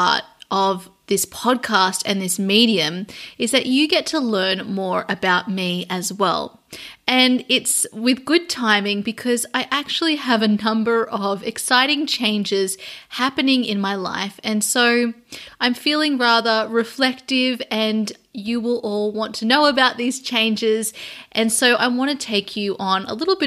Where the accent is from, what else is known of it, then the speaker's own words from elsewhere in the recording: Sydney, New South Wales, Australia; moved away as an adult; now in London, United Kingdom; I am Australian, and I started out over in Sydney, Australia, and then I moved in 2015 over to London.